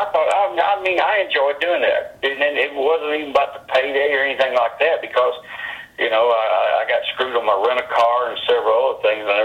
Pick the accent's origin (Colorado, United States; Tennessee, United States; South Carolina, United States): Tennessee, United States; Bolivar; also born or lived in Memphis, Tennessee / Calgary, Canada; now in Phoenix, United States; I was born in Bolivar, Tennessee.